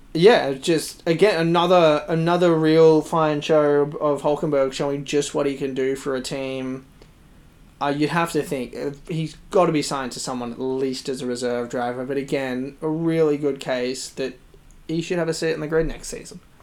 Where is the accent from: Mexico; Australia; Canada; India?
Australia; we're all Australian